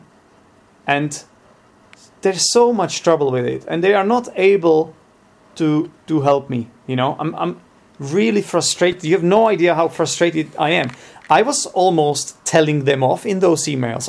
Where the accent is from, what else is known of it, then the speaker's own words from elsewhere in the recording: Czechia; English is a second language; I am from the Czech Republic